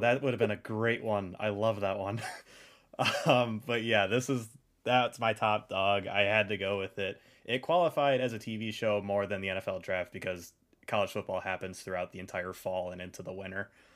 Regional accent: Michigan, United States; We're from Michigan

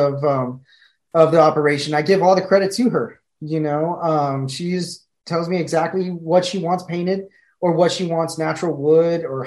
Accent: San Antonio, Texas, United States; I grew up in San Antonio

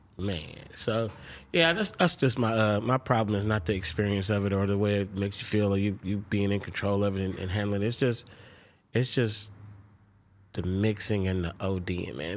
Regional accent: Oakland, California, United States; I'm from Oakland, California.

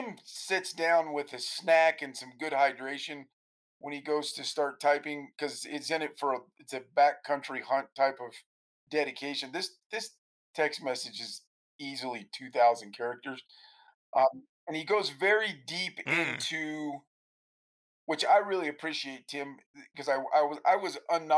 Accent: United States; we as American hunters

